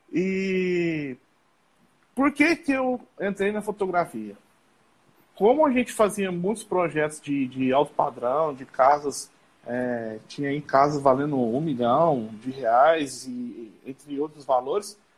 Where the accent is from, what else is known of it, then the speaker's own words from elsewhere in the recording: Passos, Minas Gerais, Brazil; Eu sou aqui da cidade de Passos, Minas Gerais. É, minha cidade fica uns 40 minutos, mais ou menos, da cidade de Capitólio.